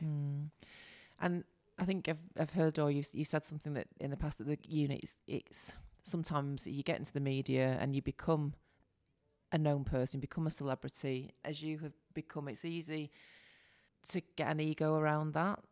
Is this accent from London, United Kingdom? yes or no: no; Salford, North West England, United Kingdom; accent: Manc; I'm from Salford